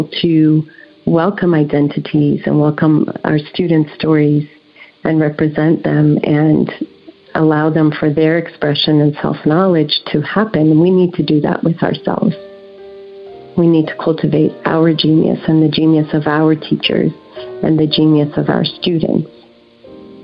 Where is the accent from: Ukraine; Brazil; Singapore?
Brazil; also born or lived in Puerto Rico / Netherlands; now in United States; I'm originally from Brazil, and I came to this country when I was 15, and I came by way of Puerto Rico and the Netherlands